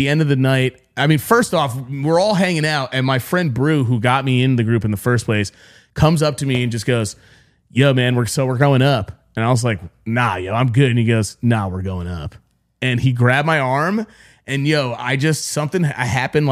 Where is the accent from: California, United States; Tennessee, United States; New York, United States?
New York, United States; I'm from New York and everyone there was New York.